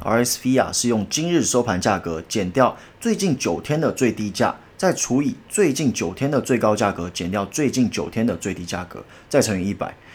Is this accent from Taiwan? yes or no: yes; Taiwan; 我们台湾人